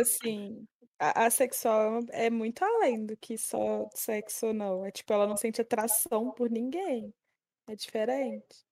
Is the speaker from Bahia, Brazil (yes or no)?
no; Minas Gerais, Brazil; eu sou mineira